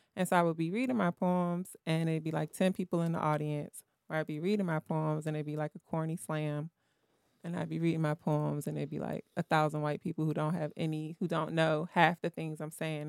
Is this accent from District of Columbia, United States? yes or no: yes; Washington, District of Columbia, United States; I grew up in Southeast